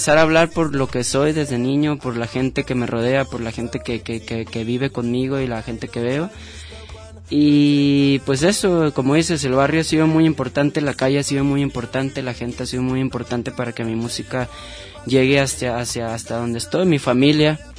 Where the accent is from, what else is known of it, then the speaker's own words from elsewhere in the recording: Guadalajara, Jalisco, Mexico; now in Ajijic, Mexico; yo, yo crecí en Santa Tere.